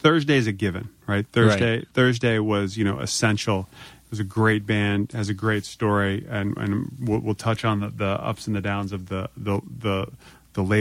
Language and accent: English; United States; I grew up outside of D.C.